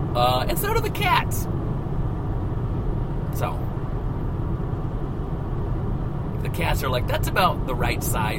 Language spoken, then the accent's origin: English; the Ozarks, United States; My family, when I was a kid, was poor. I didn't know it. I'm not trying to tell you some story. We were raised in the Ozarks